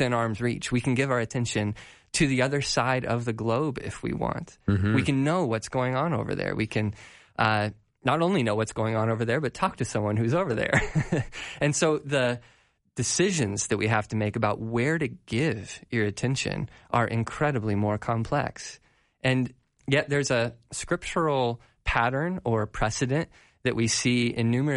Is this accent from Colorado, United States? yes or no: yes; Colorado, United States; I'm from Colorado